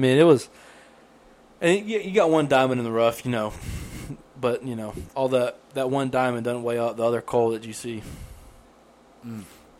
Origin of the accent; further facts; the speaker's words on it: England, United Kingdom; We didn't partake because we thought, you know, they can tell we're English.